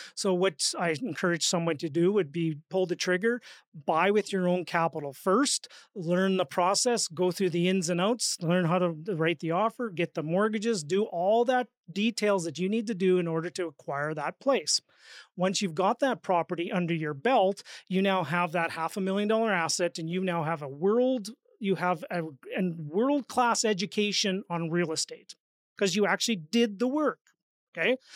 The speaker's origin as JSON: {"language": "English", "region": "Saskatchewan", "country": "Canada", "said": "I'm from Saskatchewan"}